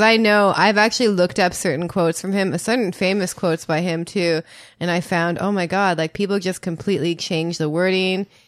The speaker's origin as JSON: {"language": "English", "country": "Canada", "said": "I'm from Canada"}